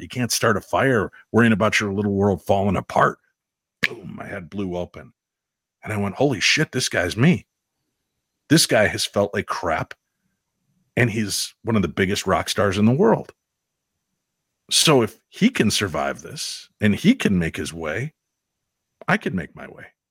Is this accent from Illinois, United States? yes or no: yes; Chicago, Illinois, United States; moved away; also born or lived in Minnesota; growing up in Chicago